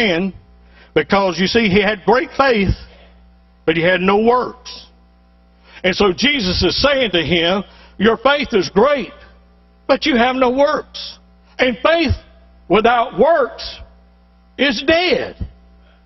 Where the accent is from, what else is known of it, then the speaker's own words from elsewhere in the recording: Tallahassee, Florida, United States; moved away; also born or lived in South Georgia; I'm originally from South Georgia. Been gone a long time. I grew up in Tallahassee.